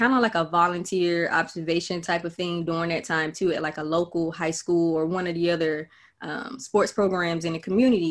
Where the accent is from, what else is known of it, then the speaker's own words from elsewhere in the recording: Florida, United States; moved away; also born or lived in Georgia; I'm originally from Florida